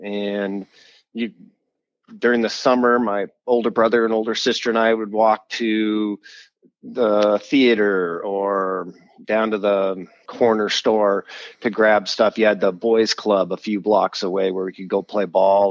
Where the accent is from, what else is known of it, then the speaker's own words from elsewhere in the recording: Seattle, Washington, United States; also born or lived in Poulsbo, Kitsap County, Washington; now in Northridge, United States; I am a Pacific Northwest boy, 100%. I was born in Seattle and lived in Seattle up until about the fifth grade, and then moved over to the peninsula, so across the water from Seattle into the Paulsbo, Kitsap area.